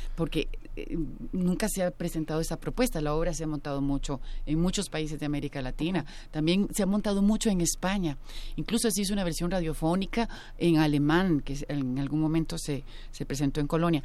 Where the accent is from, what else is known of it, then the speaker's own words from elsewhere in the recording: Costa Rica; en mi país